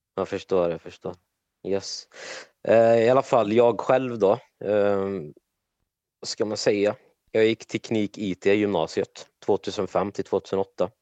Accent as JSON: {"language": "Swedish", "town": "Trollhättan", "region": "Västra Götaland", "country": "Sweden", "tie": "born or raised there", "said": "född och uppvuxen i Trollhättan i Sverige"}